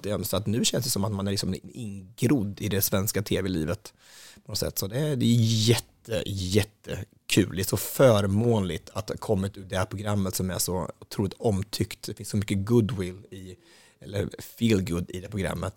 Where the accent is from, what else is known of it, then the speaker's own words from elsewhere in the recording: Östansjö, Örebro County, Sweden; I Östansjö där jag kommer ifrån, det är inte särskilt stort, det är ganska så litet och det ligger utanför Hallsberg, Gnällbältet i Närke